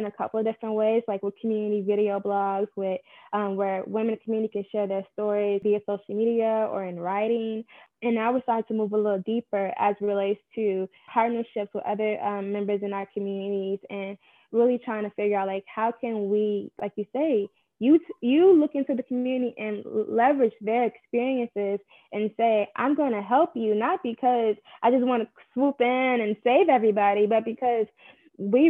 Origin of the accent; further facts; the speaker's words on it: Chicago, Illinois, United States; I'm also born and raised in Chicago on the South Side too.